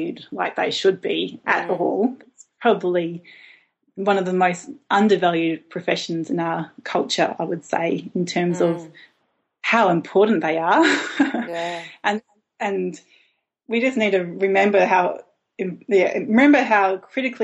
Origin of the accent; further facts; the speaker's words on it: Brisbane, Queensland, Australia; also born or lived in Melbourne / Tasmania; now in Hobart, Australia; I grew up in Brisbane, a big city in Queensland